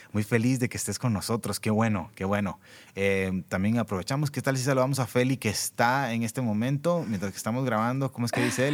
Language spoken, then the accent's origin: Spanish; Costa Rica